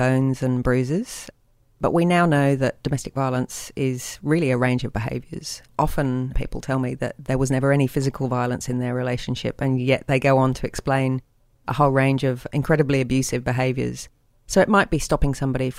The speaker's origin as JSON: {"language": "English", "region": "England", "country": "United Kingdom", "moved": "yes", "lives_now": "Sydney, Australia", "said": "I'm English"}